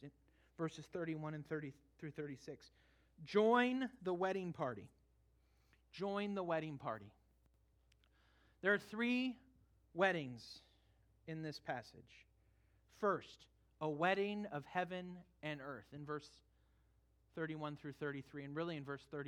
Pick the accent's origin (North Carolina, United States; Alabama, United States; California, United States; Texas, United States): California, United States; moved away; we went back to my home state for a family wedding